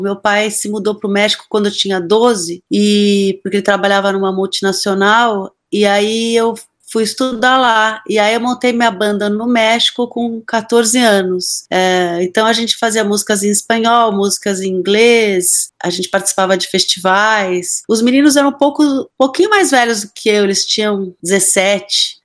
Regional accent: São Paulo, Brazil; a minha cidade, que é São Paulo, eu nasci em São Paulo

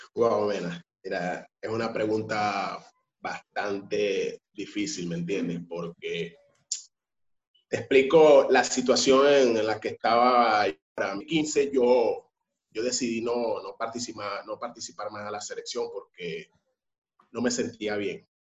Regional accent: San Francisco, Zulia, Venezuela; moved away; yo vivo en el sur, como te, había comentado mucho antes. Soy de San Francisco

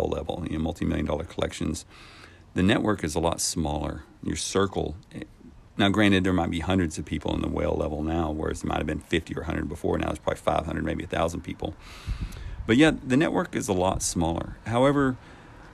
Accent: Texas, United States; moved away; I'm born and raised in Texas

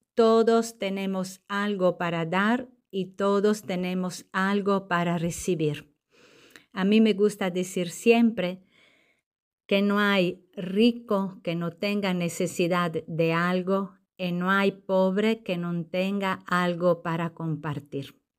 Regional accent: Sardinia, Italy; Spanish is a second language; moved away as an adult; also born or lived in Lima, Peru / southern Italy / northern Italy; now in Puerto Rico; en mi tierra, que es una isla, Sardeña

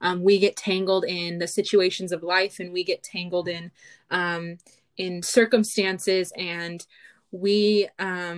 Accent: California, United States; I am from California

